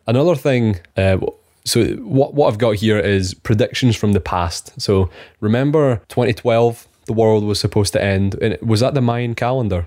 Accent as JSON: {"language": "English", "region": "Scotland", "country": "United Kingdom", "said": "We are two Scottish engineers that graduated during COVID"}